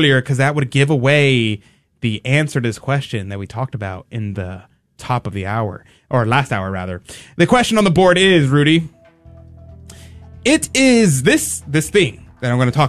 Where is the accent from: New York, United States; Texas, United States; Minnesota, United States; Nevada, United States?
Texas, United States; Houston; As a native Houstonian